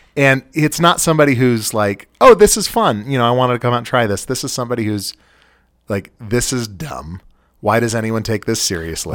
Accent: Western United States, United States; also born or lived in California / Utah; And I am from the Western United States. I've spent the vast majority of my life in California and Utah.

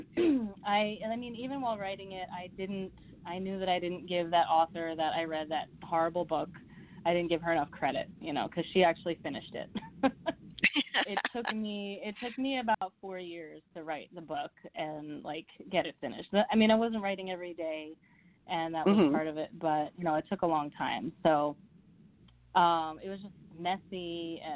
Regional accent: Midwest, United States; also born or lived in Virginia; now in New York, United States; I'm originally from the Midwest and I live in New York now, but I went to college in Virginia

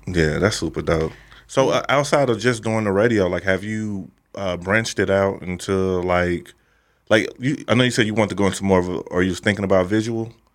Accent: St. Louis, Missouri, United States; I'm from Saint Louis

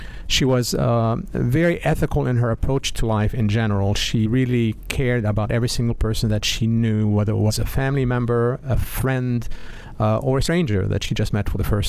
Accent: Beirut, Beirut Governorate, Lebanon; now in United States; I grew up in Beirut, Lebanon.

